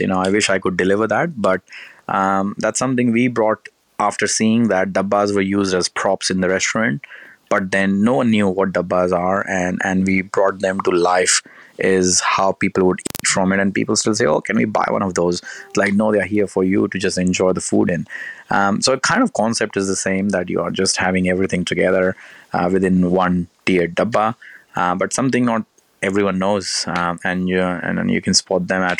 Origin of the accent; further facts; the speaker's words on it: Gujarat, India; also born or lived in Delhi / Kanpur; I'm originally from Kanpur, the central part of India, because that's where my roots are from. I was born in Delhi, spent very little time, but I grew up in Gujarat.